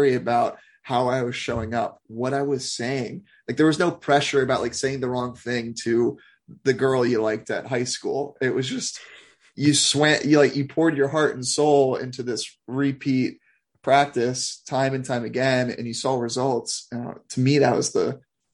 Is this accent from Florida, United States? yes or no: no; Olney, Maryland, United States; also born or lived in Silver Spring, Maryland; I grew up in Olney, Maryland, Silver Spring, Maryland, just outside of DC